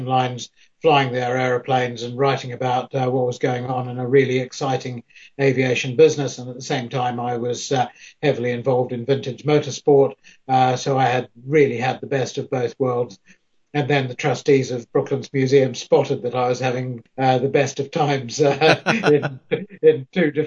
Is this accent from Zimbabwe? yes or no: no; New Zealand; moved away as an adult; now in United Kingdom; I'm a New Zealander